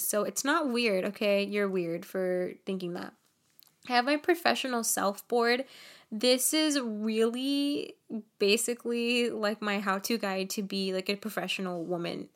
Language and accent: English; Nicaragua; I'm from Nicaragua